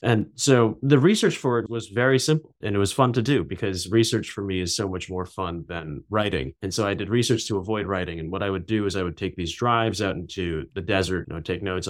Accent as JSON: {"language": "English", "town": "New York City", "region": "New York", "country": "United States", "tie": "born or raised there", "also_born_or_lived": "Beijing, China", "moved": "as an adult", "lives_now": "California, United States", "said": "I grew up in New York City, and I came out to California for undergrad"}